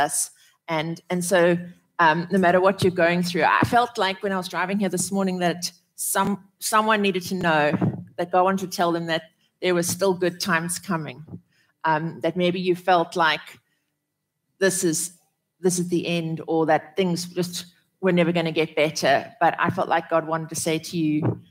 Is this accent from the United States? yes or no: no; South Africa; growing up in South Africa